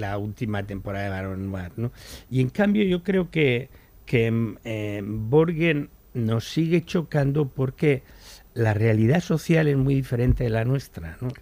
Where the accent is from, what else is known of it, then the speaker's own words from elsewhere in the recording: Spain; los españoles, pese a todo, seguimos